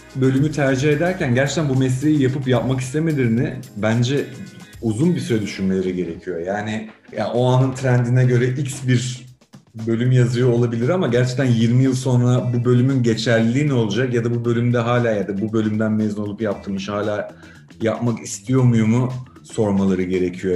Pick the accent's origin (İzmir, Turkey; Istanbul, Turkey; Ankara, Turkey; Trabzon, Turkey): İzmir, Turkey; Biz İzmir insanıyız aslında. Yani Ege'liyiz